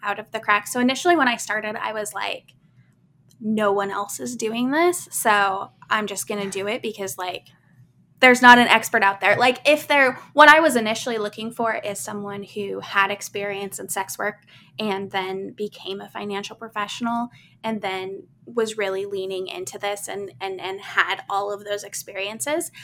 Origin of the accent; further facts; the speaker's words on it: Midwest, United States; I grew up in the Midwest